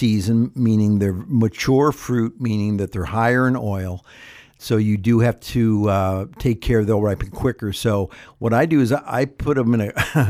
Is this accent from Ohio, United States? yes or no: yes; Ohio, United States; now in California, United States; I remember growing up in Ohio. I never even knew it an avocado until I came out to California. That was back in the 70s.